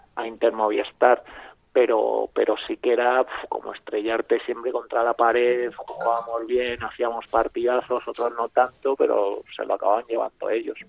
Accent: Madrid, Community of Madrid, Spain; also born or lived in Segovia / Murcia; yo soy al final madrileño

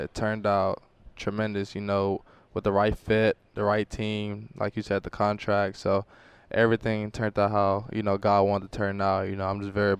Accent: Memphis, Tennessee, United States; me playing in my hometown

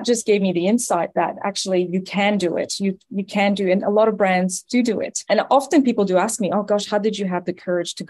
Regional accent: Canada; accent: French Canadian; moved away as an adult; now in Australia; as you may hear from my accent, I'm originally Canadian, French Canadian at that. And I actually moved here about 15 years ago.

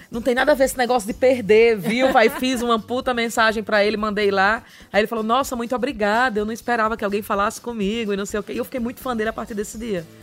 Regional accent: Maceió, Alagoas, Brazil; moved away as an adult; now in São Paulo, Brazil; eu sou de Maceió. Maceió. Maceió, é. Ela, então. Morei morei em Maceió 29 anos. Uhum. Aí cheguei aqui no Brasil.

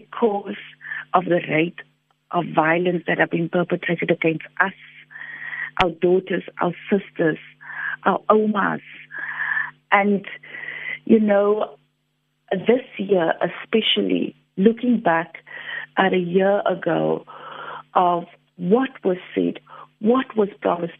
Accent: Cape Town, Western Cape, South Africa; also born or lived in District Six, Cape Town; journey as a child being chucked out of District 6 and growing up in Lavender Hill.

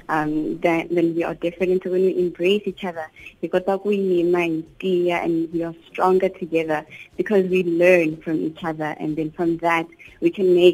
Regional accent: South Africa; And it's such an honor to be able to be here today and say I'm a South African

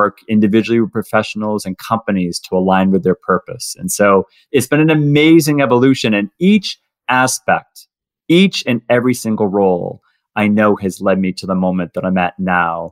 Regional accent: Boston, Massachusetts, United States; also born or lived in Ohio; I'm from Boston, Massachusetts, originally. That's where I was born and raised.

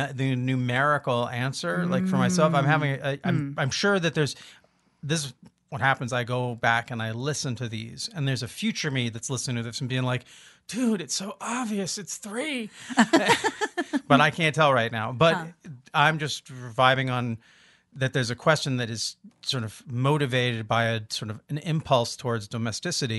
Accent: Olympia, Washington, United States; we're from Olympia

